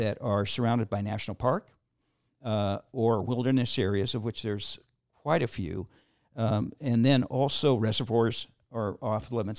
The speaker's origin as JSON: {"language": "English", "town": "Seattle", "region": "Washington", "country": "United States", "tie": "born or raised there", "said": "I grew up in the Seattle area"}